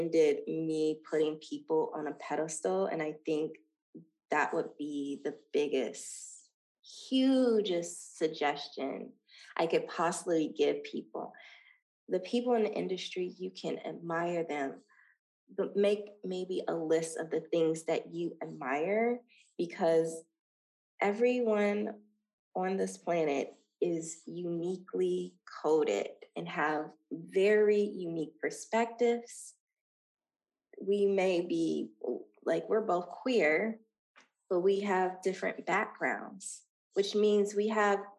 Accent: Dayton, Ohio, United States; moved away as an adult; now in Los Angeles, United States; Dayton, Ohio is building a humongous film studio in my hometown

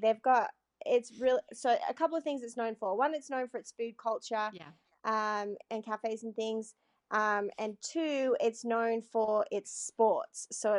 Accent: Melbourne, Victoria, Australia; moved away as an adult; also born or lived in Bendigo / Cairns; now in United States; I grew up in Melbourne City. I was born in a little country town just outside Melbourne called Bendigo. And I lived there until I was 18, and then I moved away for college, and then after college ended up in the US.

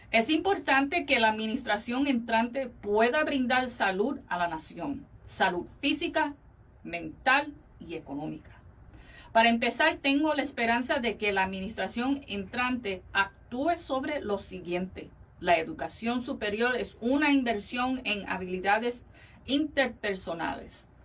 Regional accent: Valencia, Carabobo, Venezuela; moved away as an adult; now in United States; Yo soy venezolana.

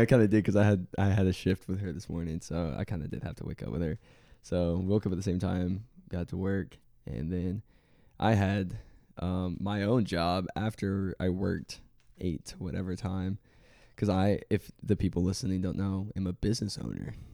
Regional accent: Waco, Texas, United States; now in Florida, United States; I grew up in Waco, Texas

